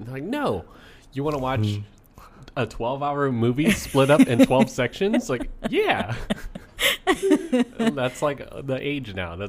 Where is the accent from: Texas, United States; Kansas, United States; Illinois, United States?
Kansas, United States; Garden City; born or raised there; moved away